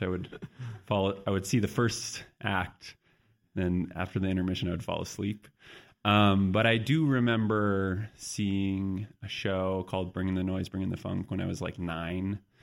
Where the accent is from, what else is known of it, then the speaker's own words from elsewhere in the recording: San Diego, California, United States; moved away; also born or lived in New York; I grew up in San Diego, so it's a, it's not a big dance town